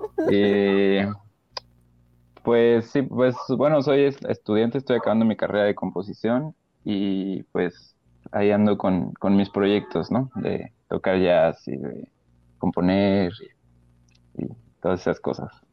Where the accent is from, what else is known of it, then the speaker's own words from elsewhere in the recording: Querétaro, Mexico; moved away; also born or lived in Celaya / Mexico City; me regresé a Querétaro